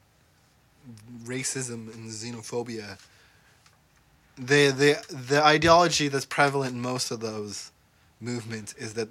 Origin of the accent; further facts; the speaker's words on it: Brampton, Ontario, Canada; My town is like 90%, or not even, probably like 70% Indian people, and there's still people trying to like bring back Brampton to the good old days